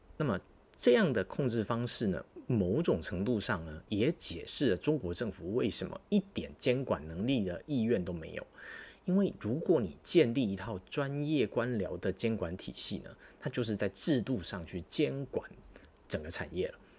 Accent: Taiwan; 我们大家作为作为台湾人

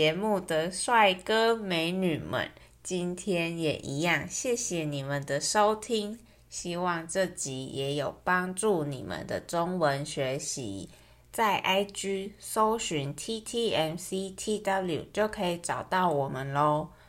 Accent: Taichung, Taiwan; 那我们台中人吃的则是炒面加大肠猪血汤，

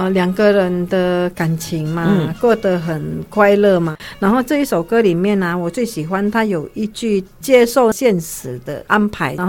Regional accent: Indonesia; moved away as an adult; now in Taiwan; 你是不是印尼人？我说是啊

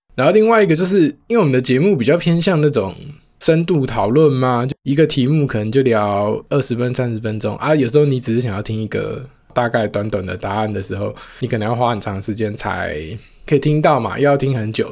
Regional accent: Taoyuan, Taiwan; 我的家乡桃园

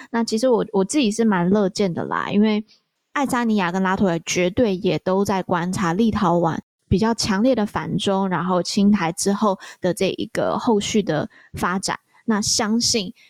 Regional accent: Taiwan; 我从台湾来

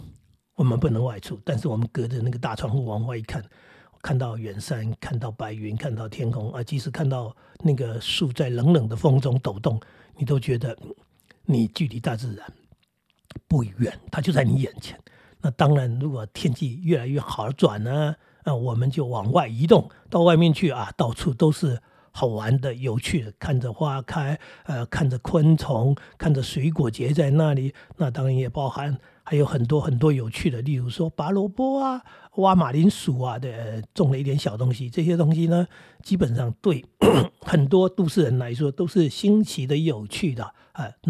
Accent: Taiwan; 小时候我家住的也是乡下，可是我们那个乡下不是农家，因为我们是住在矿区那里，

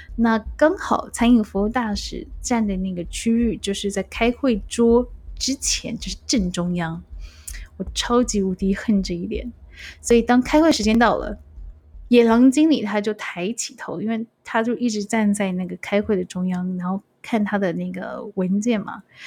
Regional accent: Taiwan; moved away as an adult; also born or lived in Macau; 一样来自台湾，然后到澳门工作

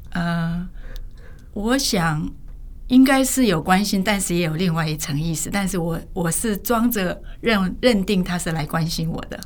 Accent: South Korea; moved away as an adult; also born or lived in northern China (ancestry); now in Taiwan; 我是正好出生在韩国

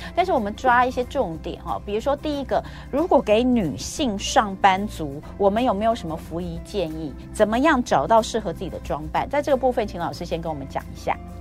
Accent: Taiwan; 我们台湾人

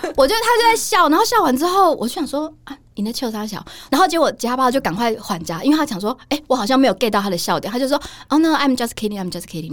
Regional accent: Taiwan; 我是来自台湾的记者

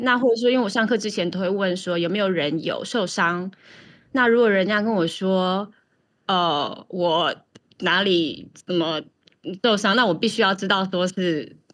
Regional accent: Taiwan; now in New York, United States; 考试我们台湾人都很会

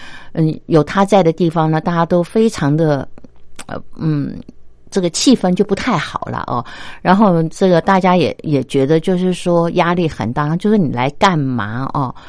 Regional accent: China; 如果是我以我中国人的这个观点来看，我就会觉得说：天哪，这是不是有点太过火啦？

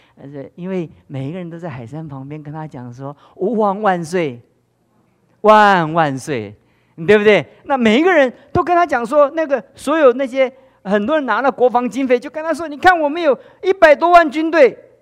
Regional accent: Taiwan; 我们台湾也越来越像这样，跟中国大陆一样

